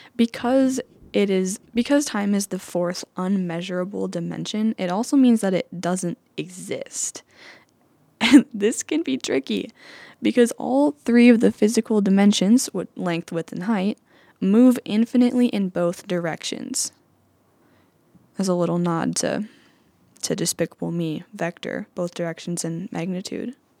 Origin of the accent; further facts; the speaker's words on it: Anamosa, Iowa, United States; also born or lived in Davenport, Iowa; I'm from Anamosa, Iowa, which is just a short drive away, about an hour and a half